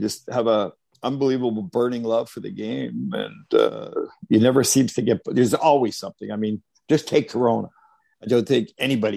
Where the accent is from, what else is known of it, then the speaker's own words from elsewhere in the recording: Arvida, Quebec, Canada; we grew up in Arvida, like I said, there was only snow, no grass